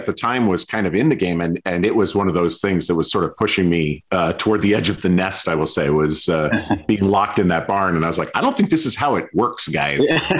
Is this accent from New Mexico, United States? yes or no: no; Stillwater, Minnesota, United States; my hometown of Stillwater, Minnesota.